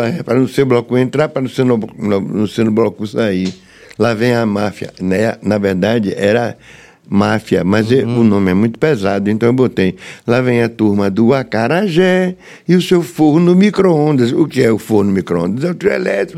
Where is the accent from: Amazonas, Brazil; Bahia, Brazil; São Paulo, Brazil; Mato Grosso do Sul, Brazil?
Bahia, Brazil; Salvador; eu nasci na Rua do Céu. Número 88, na Liberdade